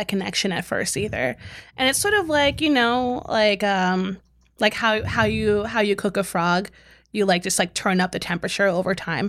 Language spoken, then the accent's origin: English; Southern Maryland, United States; I'm from Southern Maryland.